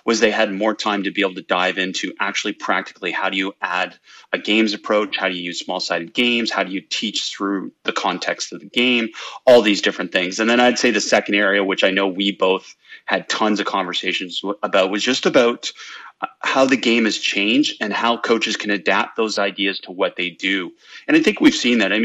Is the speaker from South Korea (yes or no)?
no; Canada; moved away as an adult; now in California, United States; growing up in Canada